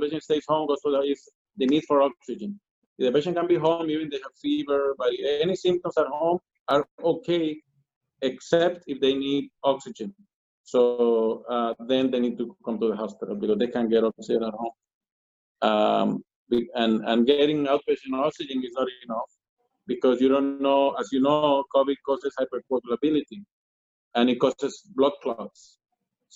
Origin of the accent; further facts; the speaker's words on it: Colombia; moved away; I'm from Colombia